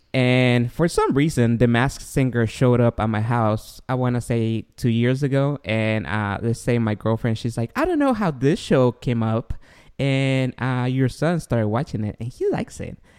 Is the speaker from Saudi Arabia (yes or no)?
no; Guatemala; moved away; I grew up in Guatemala